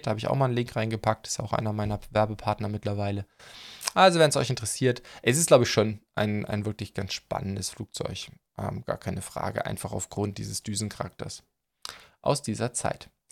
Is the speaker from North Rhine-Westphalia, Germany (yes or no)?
no; near Laboe, Schleswig-Holstein, Germany; moved away; ziemlich in der Nähe, da wo meine Eltern wohnen, ähm, wo ich herkomme, das Laboeur Ehrenmal